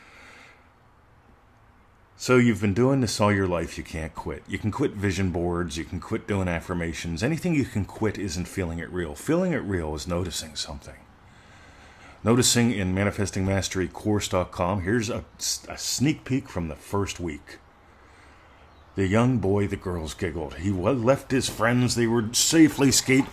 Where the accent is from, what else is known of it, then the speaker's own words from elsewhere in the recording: Pennsylvania, United States; moved away as an adult; now in Australia; I grew up in Pennsylvania. Moving to Australia